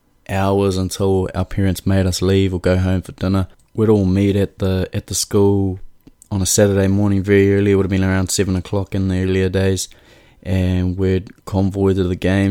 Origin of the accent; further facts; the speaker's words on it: Mount Maunganui, Bay of Plenty, New Zealand; people would ask, oh, where are you from? And I'd say Mount Maunganui, and they'd go, oh, where's that? Oh, like close to Tauranga